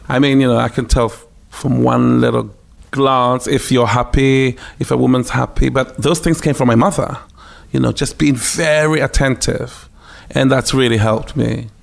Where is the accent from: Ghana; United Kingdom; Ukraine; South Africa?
Ghana; moved away; also born or lived in Takoradi, Ghana / Accra, Ghana; growing up in ghana but on a military base